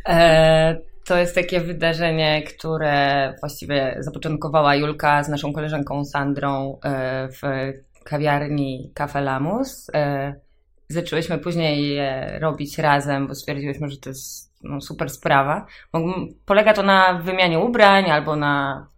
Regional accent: Grudziądz, Kuyavian-Pomeranian Voivodeship, Poland; ja jestem z Grudziądza

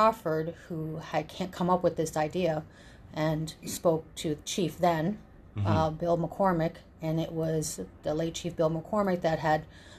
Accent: Toronto, Ontario, Canada; born or raised there; also born or lived in Lac Seul, Ontario

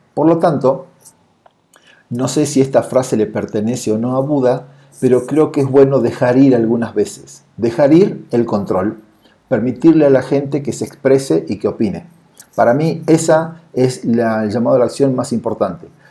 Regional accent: Argentina; moved away as an adult; now in Mexico City, Mexico; soy de Argentina, vivo y trabajo en la Ciudad de México desde hace más o menos unos ocho años.

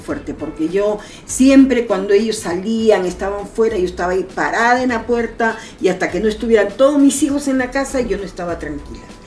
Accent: Peru; moved away as an adult; also born or lived in Santiago, Chile; mi forma de hablar era pues notoria, que yo soy peruana

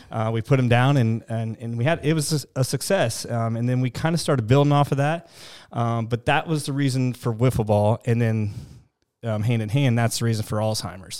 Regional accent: Mount Zion, Illinois, United States; also born or lived in Jacksonville, Illinois / Decatur, Illinois; born and raised in Mount Zion

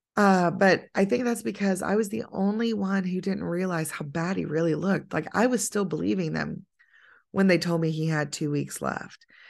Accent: United States; I'm an American

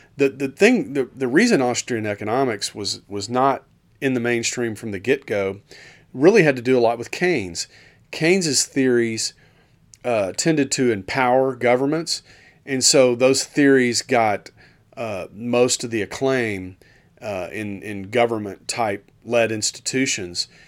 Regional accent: Dallas, Texas, United States; moved away; I'm from Dallas originally

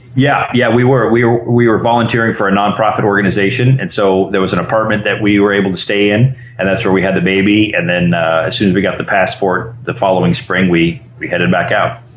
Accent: Arizona, United States; moved away as an adult; also born or lived in Costa Rica; now in Wilmington, United States; we're originally from Arizona

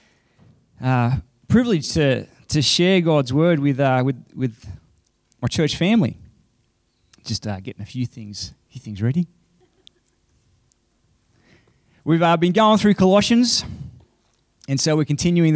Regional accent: Queensland, Australia; I'm a Queenslander.

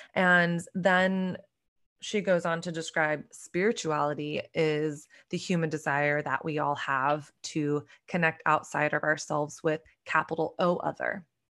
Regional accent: Dallas, Texas, United States; moved away as an adult; now in New York City, United States; I grew up in Dallas, Texas.

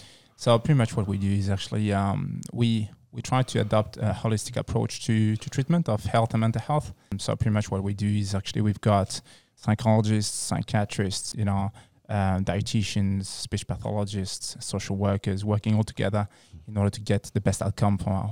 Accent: France; So I was born and raised in France. So I just grew up in France, studied there.

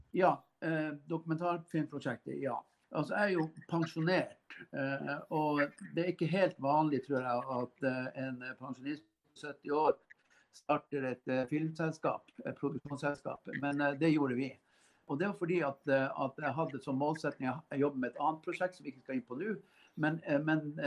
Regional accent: Karasjok, Finnmark, Norway; noen jeg vokste opp sammen med i Karasjok

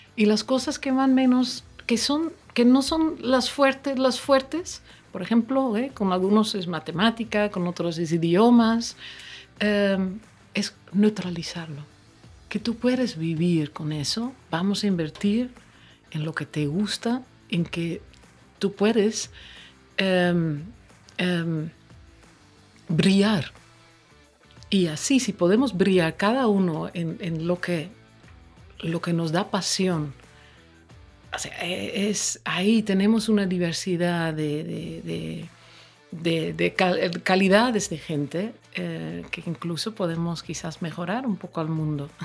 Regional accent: Curaçao; Spanish is a second language; also born or lived in Netherlands / northern Netherlands; now in Dominican Republic; crecí muy cerca de aquí en, en Curazao. Mis primeras memorias son del Caribe.

